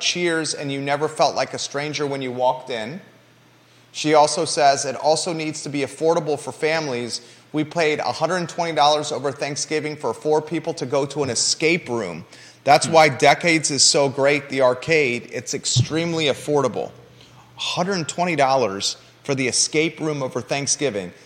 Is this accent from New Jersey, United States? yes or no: no; Williamsburg, Virginia, United States; now in Charlottesville, United States; I grew up in Williamsburg, Virginia.